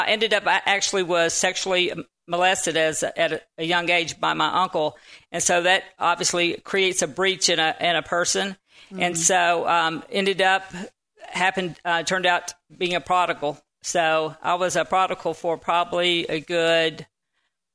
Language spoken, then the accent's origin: English; Panama City, Florida, United States; I'm from the Panama City area in Florida